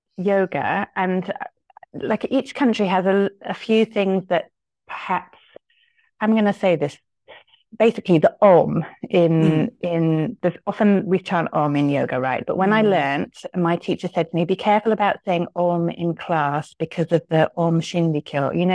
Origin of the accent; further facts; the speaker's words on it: United Kingdom; now in Tokyo, Japan; I'm a yoga teacher here in Tokyo. You might be able to tell from my accent, although some people can't anymore. I'm British. I've lived in Tokyo this year. It will be 26 years. I live with my Japanese family.